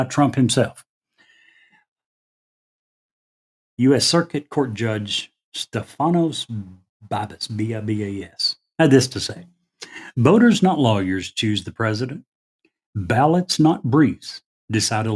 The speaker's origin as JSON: {"language": "English", "region": "the South", "country": "United States", "said": "I'm just an old country boy. I'm from the South"}